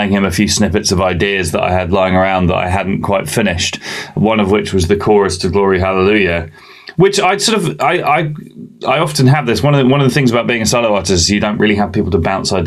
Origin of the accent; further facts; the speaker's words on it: England, United Kingdom; also born or lived in Bahrain; I wasn't born in England.